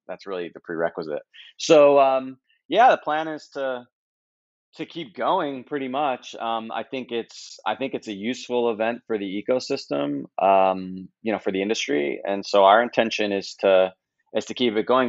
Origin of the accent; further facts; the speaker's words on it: United States; as a U.S. person